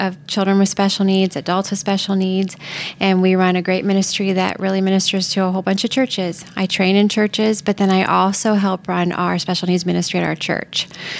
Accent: Ashland, Ohio, United States; I'm from Ashland, Ohio

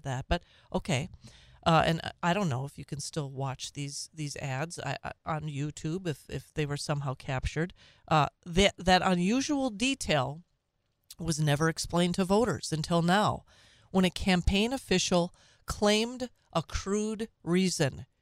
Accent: Minnesota, United States; now in Wisconsin, United States; My birth state. It's not my home state. My home state is Wisconsin now. But, uh, my birth state of Minnesota.

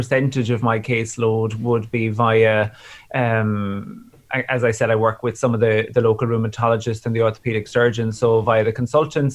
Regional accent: Tralee, Munster, Ireland; I'm working in Southern Ireland in Kerry, and it's my in a town called Tralee, which is my hometown.

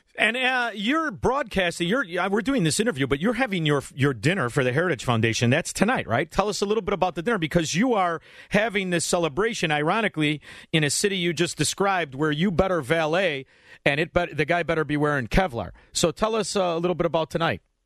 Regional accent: Illinois, United States; we're from Illinois

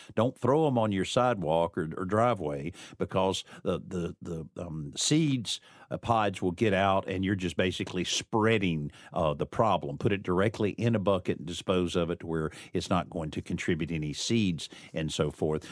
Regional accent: the South, United States; I'm a, you know, a southerner

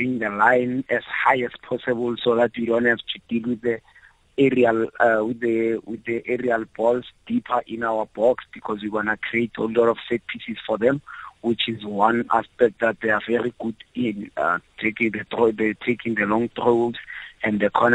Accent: Johannesburg, Gauteng, South Africa; I was born in Alex. I started everything in Alex

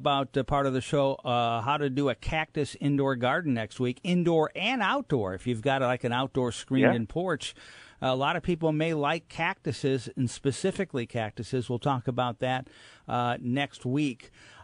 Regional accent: Southwest, United States; Growing up in the Southwest

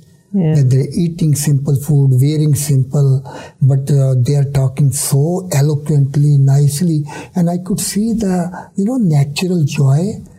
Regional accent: India; now in United States; I was worried that if I come from India, I will get lost here in America.

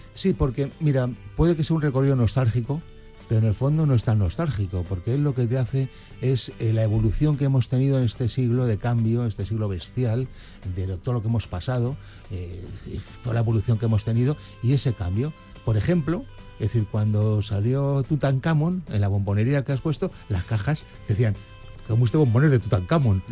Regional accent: Madrid, Community of Madrid, Spain; Yo que soy de Madrid

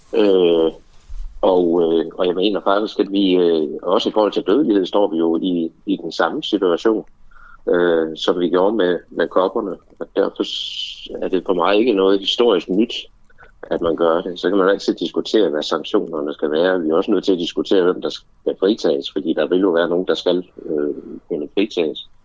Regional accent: Denmark

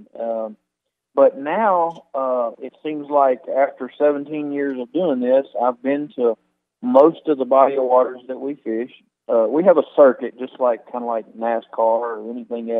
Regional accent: Mississippi Delta, United States; I grew up over here in the Mississippi Delta along the Mississippi River

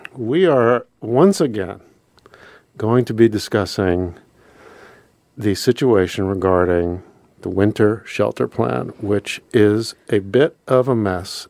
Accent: Pennsylvania, United States; moved away as an adult; now in Anchorage, United States; I grew up in Pennsylvania

